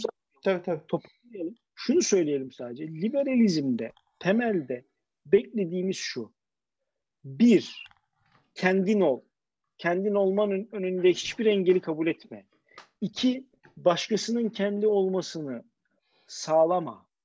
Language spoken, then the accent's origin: Turkish; Istanbul, Turkey; bir İstanbullu olarak, bir İstanbullu ebeveyn olarak